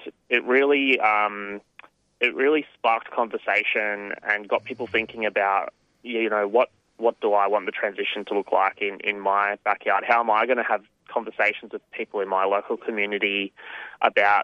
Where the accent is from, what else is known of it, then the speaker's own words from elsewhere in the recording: New South Wales, Australia; now in Victoria, Australia; I'm actually up in New South Wales at the moment, my hometown, visiting my family